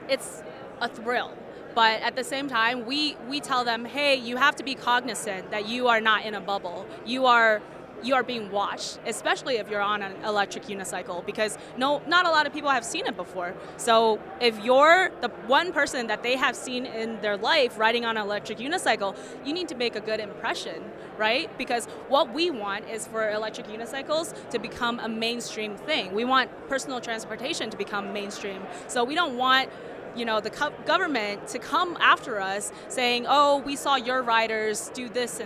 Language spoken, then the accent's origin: English; San Diego, California, United States; I grew up in San Diego, and I've been surrounded by surfers and skateboarders my entire life